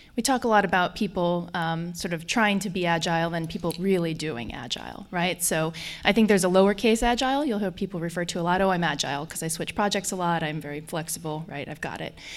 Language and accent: English; Colorado, United States; accent: Colorado; also born or lived in Germany; now in Washington, D.C., United States; I have a strong Colorado accent